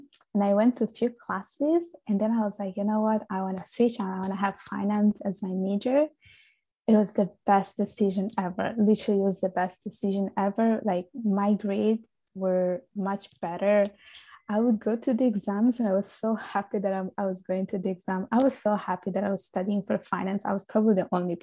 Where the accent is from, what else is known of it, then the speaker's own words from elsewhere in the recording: Sicily, Italy; now in Canada; I was born and raised in Italy. I was I was born in Sicily. I grew up there.